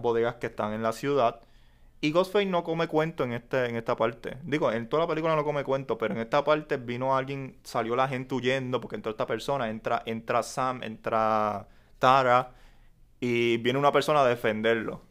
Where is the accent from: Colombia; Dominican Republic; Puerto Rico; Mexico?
Puerto Rico